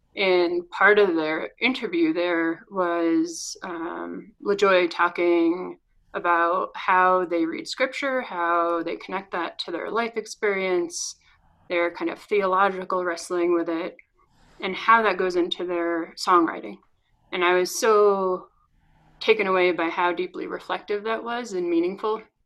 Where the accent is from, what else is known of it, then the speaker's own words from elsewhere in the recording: north of Boston, Massachusetts, United States; now in Denver, United States; I'm originally from north of Boston